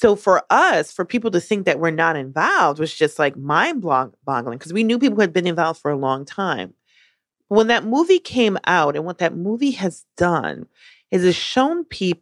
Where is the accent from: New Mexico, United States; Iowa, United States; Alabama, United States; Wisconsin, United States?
Wisconsin, United States; Milwaukee; moved away; I actually grew up in the Midwest. I grew up partially in Milwaukee, Wisconsin